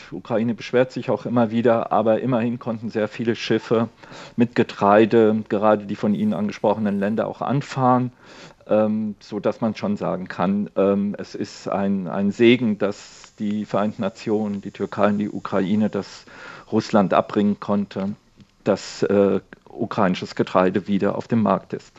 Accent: Spain; now in Germany; mein Heimatland Spanien

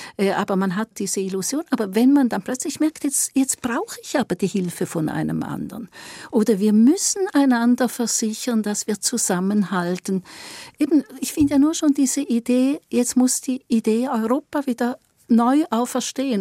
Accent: Eastern Switzerland, Switzerland; ich bin auch eine Schweizerin und ich komme aus der Ostschweiz

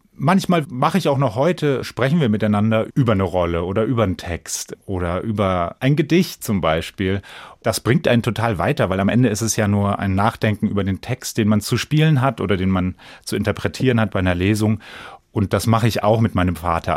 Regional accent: Bensheim, Hesse, Germany; in Bensheim eben, wo ich groß geworden bin

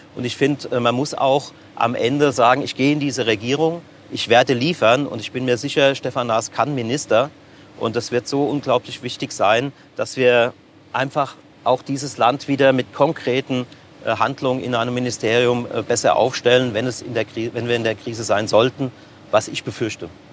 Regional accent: Seligenstadt, Hesse, Germany; also born or lived in Offenbach; bin ich in Offenbach zwar geboren, aber schon immer Seligenstädte

